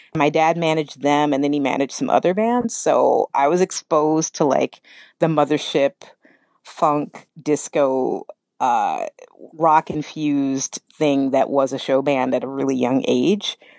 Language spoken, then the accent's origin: English; Kentucky, United States; moved away as an adult; also born or lived in New York; I grew up in Kentucky